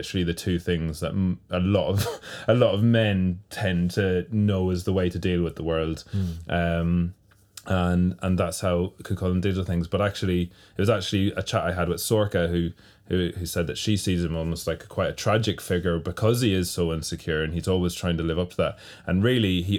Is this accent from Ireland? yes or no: yes; Ireland; my home country and home province